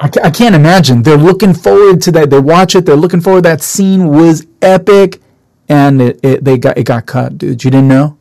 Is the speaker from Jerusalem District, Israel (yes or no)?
yes; Jerusalem, Jerusalem District, Israel; now in United States; born and raised in Israel